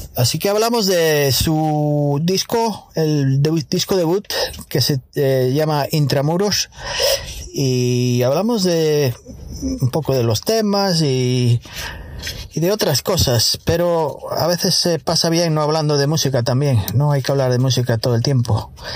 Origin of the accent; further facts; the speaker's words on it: Muros, Galicia, Spain; Yo soy de Muros, de La Coruña